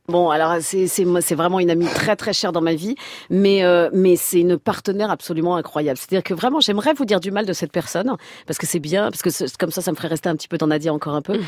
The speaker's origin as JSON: {"language": "French", "town": "Senlis", "region": "Hauts-de-France", "country": "France", "said": "je viens de Senlis dans l'Oise"}